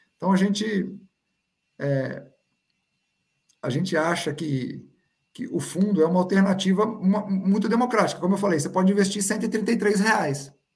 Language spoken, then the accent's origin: Portuguese; Brazil; como brasileiro